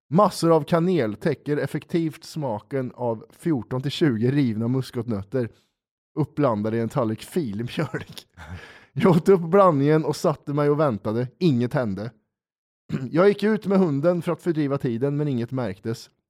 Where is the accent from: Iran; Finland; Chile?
Finland; Åland; när jag växte upp på Åland så brukar jag och mina kompisar dricka Coca-Cola och käka muskotnötter så vi blir roliga i huvudet.